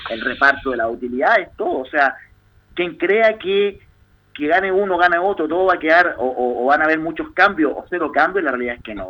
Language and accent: Spanish; Chile; somos chilenos